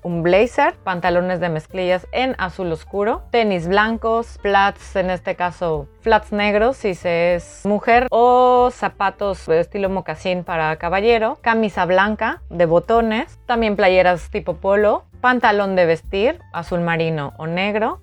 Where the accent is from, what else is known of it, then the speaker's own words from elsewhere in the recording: Veracruz, Mexico; moved away as an adult; now in Paris, France; en nuestro caso México